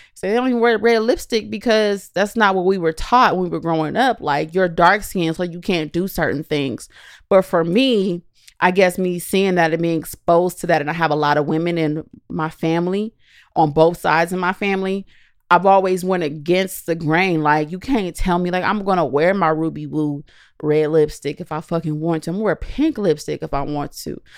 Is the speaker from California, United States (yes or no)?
yes; Southern California, United States; growing up in California